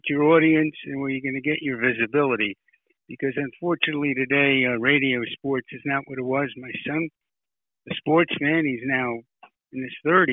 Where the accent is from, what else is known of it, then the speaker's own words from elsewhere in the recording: New York City, New York, United States; now in South Florida, United States; I was raised in Brooklyn. I've lived here in South Florida for almost 30 years